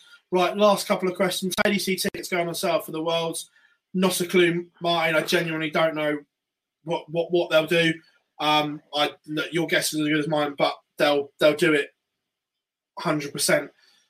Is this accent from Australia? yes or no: no; Ireland; Yeah, well, I'm Irish.